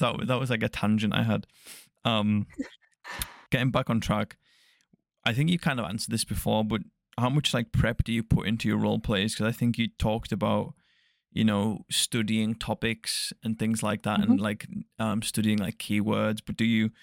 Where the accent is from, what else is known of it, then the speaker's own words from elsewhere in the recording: near the Scottish border, North West England, United Kingdom; So it's like right in the northwest. So it's like just south of like the Scottish border.